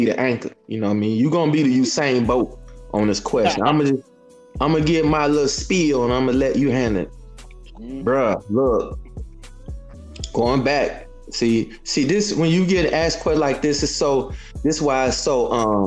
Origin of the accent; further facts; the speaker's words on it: Chicago, Illinois, United States; I'm from Chicago